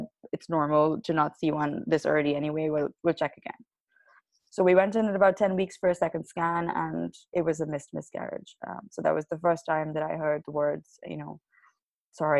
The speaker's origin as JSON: {"language": "English", "country": "Pakistan", "moved": "yes", "said": "I'm originally from Pakistan"}